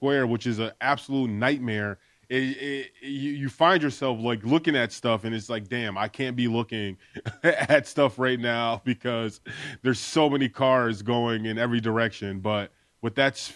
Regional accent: New York, United States; I'm from New York, and I grew up going to MSG in the city

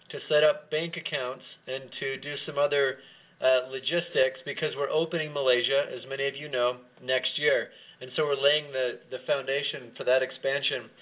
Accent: Bolivia; also born or lived in Venezuela / Chile; I grew up in South America, in Bolivia. I also lived in Venezuela and Chile. And so I also speak Spanish

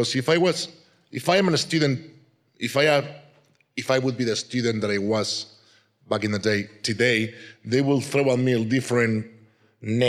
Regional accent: Madrid, Community of Madrid, Spain; English is a second language; also born or lived in Canary Islands, Spain; 3 years after, we moved to Madrid, and I was raised in Madrid. So I kind of consider myself a madrileño, a person from Madrid, because that's where I was grown

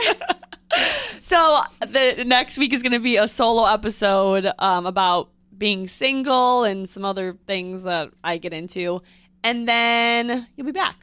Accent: Midwest, United States; I'm from the Midwest

